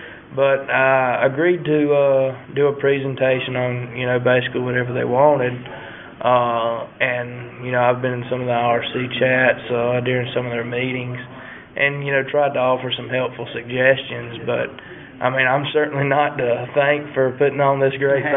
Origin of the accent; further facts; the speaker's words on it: Lysville, Georgia, United States; I'm from Georgia, and I'm from the town of Lysville in Georgia